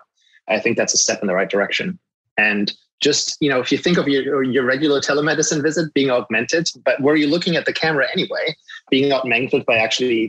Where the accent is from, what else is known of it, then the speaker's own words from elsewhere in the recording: Germany; English is a second language; moved away as an adult; now in United States; I grew up in Germany, and I've only moved to the US in 2016